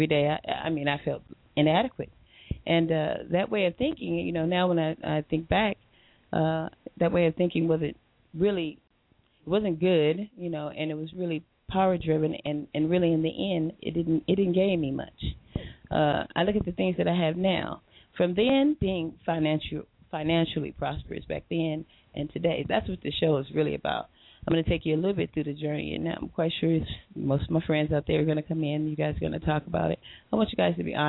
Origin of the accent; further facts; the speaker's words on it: Compton, California, United States; moved away as an adult; also born or lived in Redondo Beach, California; now in Long Beach, United States; Went to Virginia Shelley Compton, grew up there as a young girl